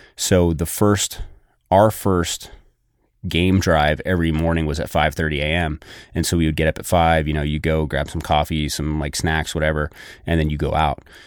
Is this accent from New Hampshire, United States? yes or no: yes; New Hampshire, United States; I grew up in New Hampshire